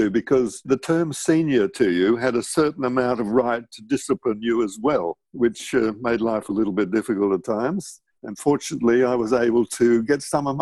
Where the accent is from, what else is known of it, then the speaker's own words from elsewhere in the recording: Brisbane, Queensland, Australia; I was born in Brisbane, in the Brisbane Women's Royal Hospital, on the 8th of December 1938.